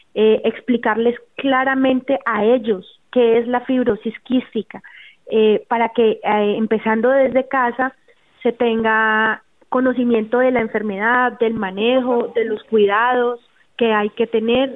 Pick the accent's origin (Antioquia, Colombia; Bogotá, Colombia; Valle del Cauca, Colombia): Valle del Cauca, Colombia; Cali; Nosotros somos de Cali